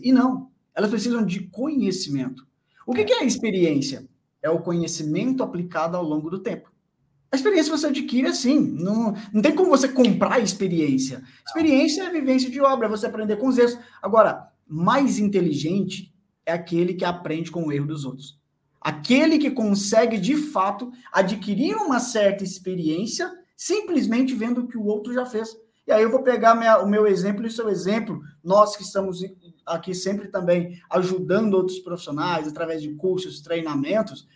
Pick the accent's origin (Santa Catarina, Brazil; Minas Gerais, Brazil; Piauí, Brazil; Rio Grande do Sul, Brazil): Minas Gerais, Brazil; Bom Despacho; moved away; na cidade onde eu morava, onde eu nasci, em Bom Despacho, Minas